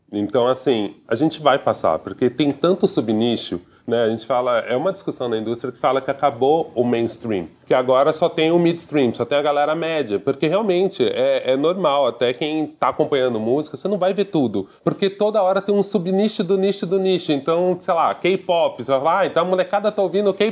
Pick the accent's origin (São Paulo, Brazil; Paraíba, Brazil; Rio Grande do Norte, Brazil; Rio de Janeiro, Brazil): São Paulo, Brazil; Eu sou o segundo filho mais velho de seis irmãos. Sou paulistano, tenho 40 anos e trabalho com vídeo, com design.